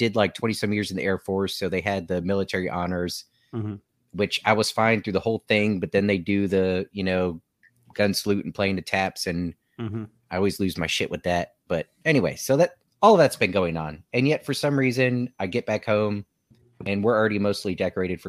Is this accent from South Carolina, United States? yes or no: no; Newport News, Virginia, United States; We're all from Newport News